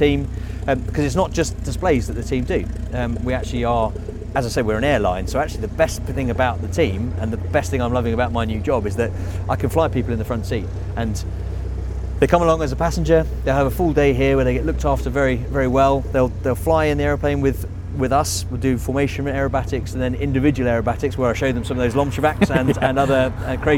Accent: Biggin Hill, London, United Kingdom; I flew from Biggin Hill, so my hometown

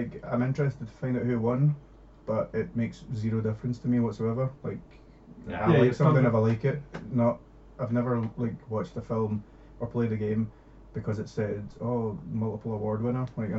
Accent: Scotland, United Kingdom; I'm Scottish, mate.

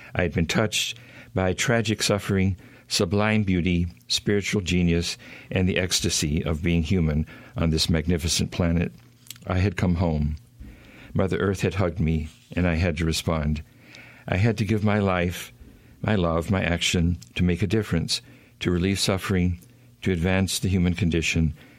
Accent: Oklahoma, United States; also born or lived in Houston, Texas / Arkansas; I grew up in Oklahoma. I'm in a small town.

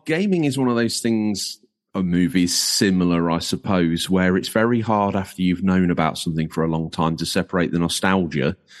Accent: Yorkshire and the Humber, United Kingdom; I'm from Lincolnshire, obviously, as we've now outed. There's no hiding my inability to speak. But born in North Lincolnshire

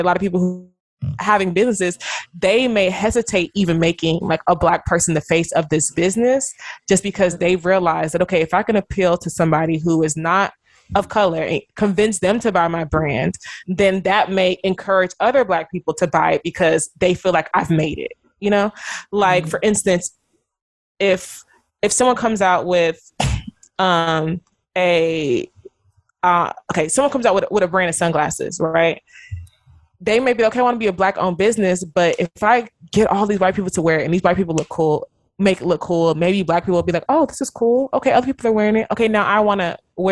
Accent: Nigeria; now in United States; being Nigerian

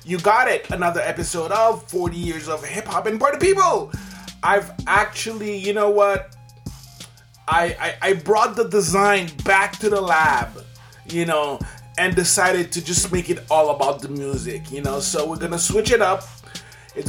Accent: Canada; also born or lived in Quebec; I'm Canadian. You know, I live in Quebec

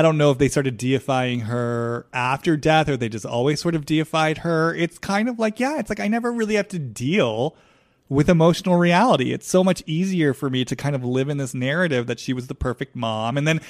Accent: Beverly Hills, California, United States; This is my town. I'm born and raised in Beverly Hills.

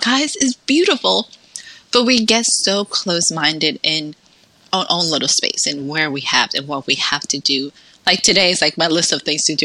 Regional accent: New York City, New York, United States; moved away as an adult; also born or lived in Dominican Republic / Salem, Massachusetts; now in Texas, United States; So between ten through eighteen went to school in New York City

